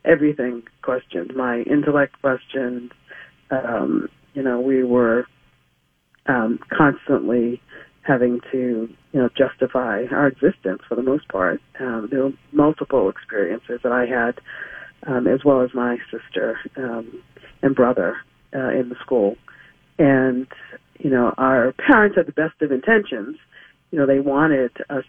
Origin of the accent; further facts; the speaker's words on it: Boston, Massachusetts, United States; I was born in Boston, and initially we lived in Roxbury, which was predominantly Black community, and then moved from Roxbury to a part of Dorchester, which is so these are communities within Boston proper